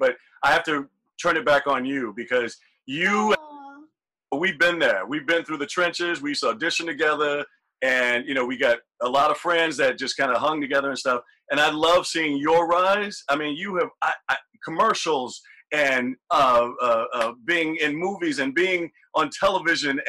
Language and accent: English; the South, United States; growing up in the South